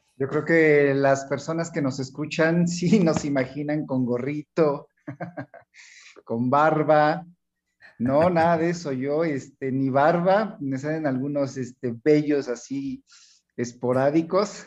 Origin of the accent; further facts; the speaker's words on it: Hidalgo, Mexico; also born or lived in Mexico City; aunque yo nací en la Ciudad de México, pero yo crecí acá en Hidalgo, ¿no? En un pueblo